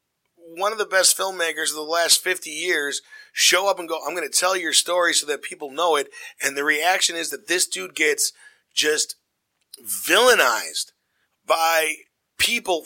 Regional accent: Glenview, Illinois, United States; I grew up in Glenview, Illinois

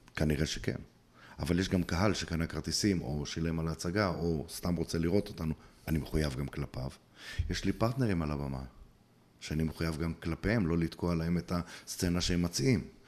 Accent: Bnei Brak, Tel Aviv District, Israel; moved away as an adult; also born or lived in Ateret; נולדתי בבני ברק, אה, גדלתי בבני ברק יותר נכון

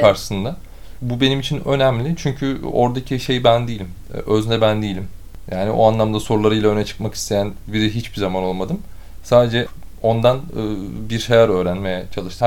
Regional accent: Bursa, Turkey; moved away; also born or lived in Istanbul; Bursa doğumluyum.

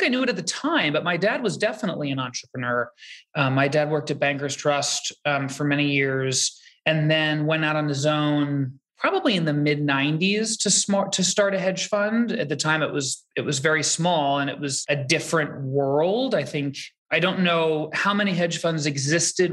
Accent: New York City, New York, United States; I grew up in New York City. I grew up very close to where I live now. I grew up on the Upper West Side

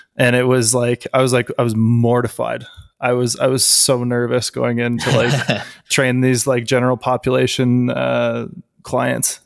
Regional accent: Canada; I am a Canadian powerlifter and powerlifting coach.

